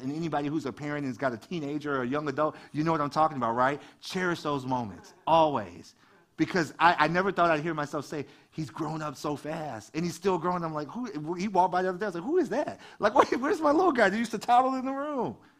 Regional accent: Detroit, Michigan, United States; I grew up in Detroit

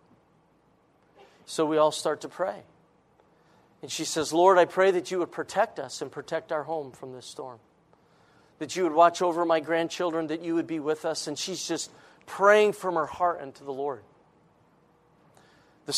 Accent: Rochester, Minnesota, United States; I was raised in Minnesota, born by the Mayo Clinic

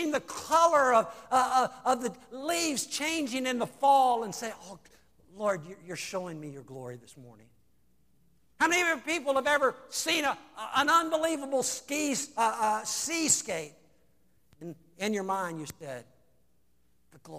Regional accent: Salem, United States; I grew up in Salem

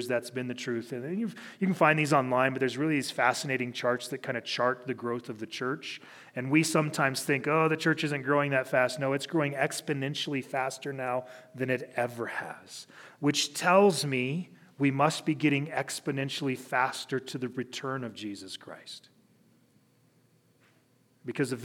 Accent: Cheyenne, Wyoming, United States; being a pastor in the city that I graduated high school. I grew up here in Cheyenne.

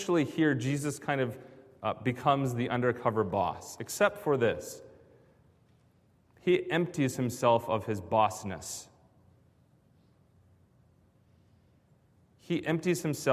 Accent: Grand Rapids, Michigan, United States; moved away; I was growing up in Grand Rapids

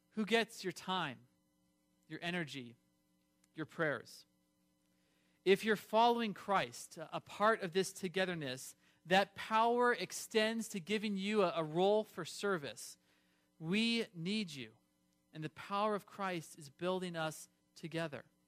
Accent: California, United States; I grew up in California

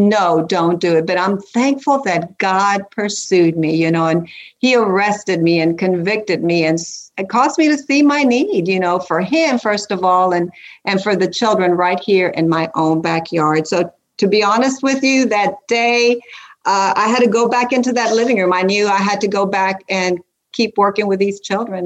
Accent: South Texas, United States; now in Central Kentucky, United States; I'm from South Texas with Hispanic roots

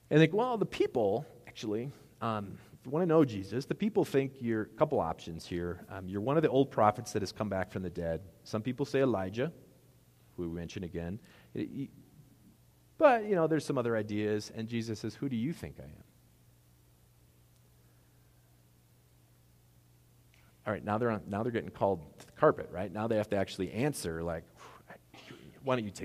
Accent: United States

